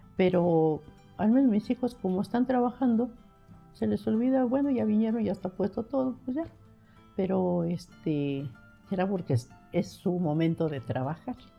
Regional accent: San Andrés Cholula, Puebla, Mexico; yo nací en San Andrés Cholula, este, en el centro a un, costado de la parroquia de San Andrés

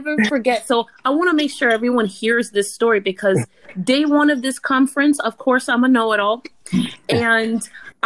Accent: Miami, Florida, United States; I'm from Miami

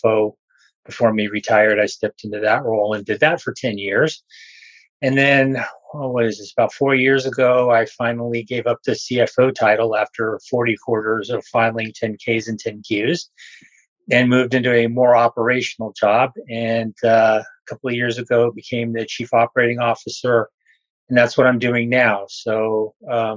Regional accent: Los Angeles, California, United States; I grew up in Los Angeles area.

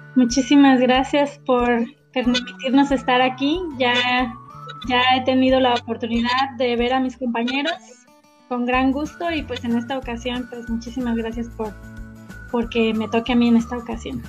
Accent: Antúnez, Michoacán, Mexico; Yo soy originaria de un pueblito que está allá cerca de Apatzingán, que se llama Antunes. Este, allá estuve viviendo

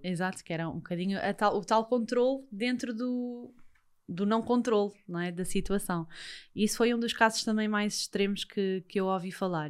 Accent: Lisbon, Portugal; que eu também já vivi lá perto, que eu também sou dos Olivais

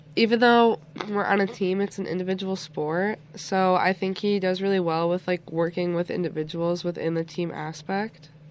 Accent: Niagara Falls, New York, United States; I'm originally from Niagara Falls

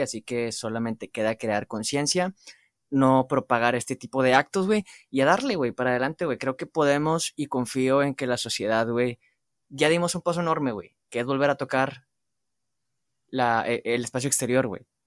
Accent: Mexico

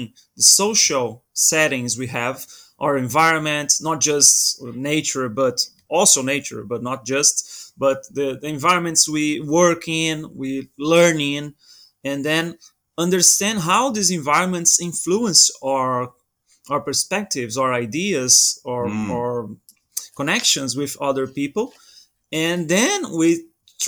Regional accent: Brazil; now in Portugal; I'm originally from Brazil, but I live in Portugal now

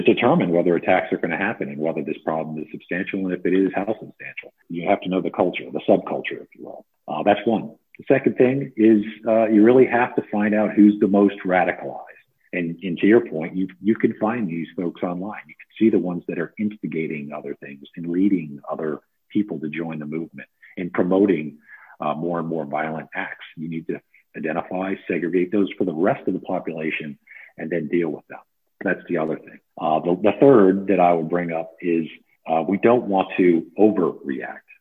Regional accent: United States; moved away as an adult; as an American

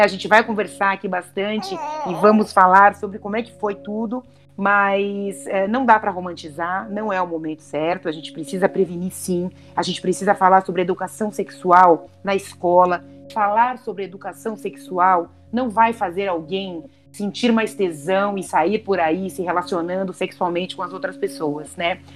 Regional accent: Santa Catarina, Brazil; also born or lived in São Paulo; os meus pais se separaram quando eu tinha oito anos e a gente acabou indo embora para Santa Catarina, nós somos de São Paulo

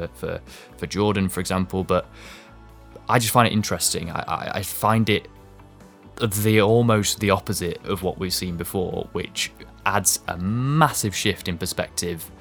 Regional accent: East Midlands, United Kingdom; we are from the East Midlands

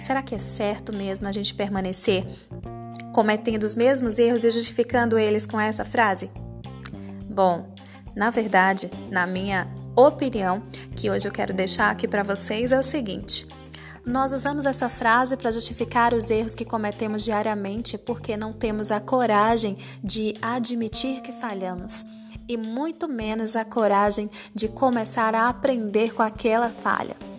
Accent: Northeast Region, Brazil; eu sou nordestina

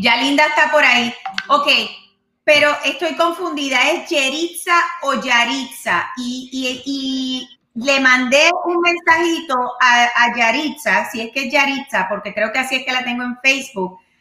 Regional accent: Puerto Rico; moved away; allá en mi isla de, encanto

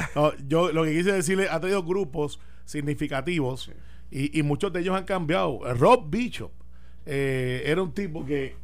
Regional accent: Puerto Rico

